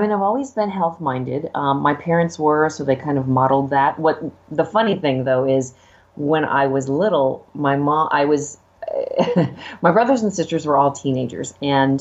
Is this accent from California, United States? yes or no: yes; Los Angeles, California, United States; growing up in LA, literally next door to Hollywood.